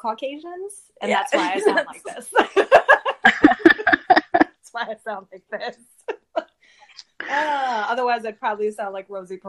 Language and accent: English; New York City, New York, United States; I grew up in Lower Manhattan.